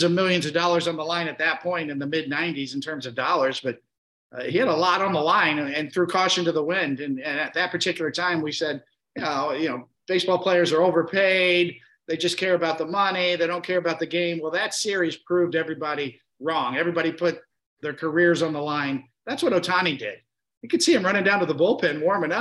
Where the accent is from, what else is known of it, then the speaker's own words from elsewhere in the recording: United States; growing up in America